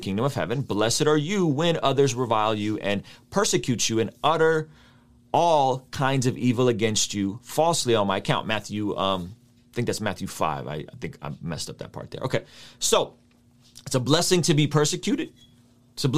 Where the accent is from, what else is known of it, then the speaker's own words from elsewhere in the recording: Baku, Azerbaijan; moved away; I grew up in Azerbaijan